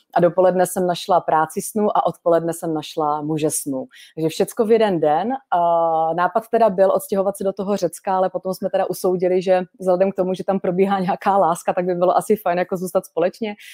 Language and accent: Czech; Šumperk, Olomouc Region, Czechia; jsem fakt chtěla být z toho šumperka, kde jsem se narodila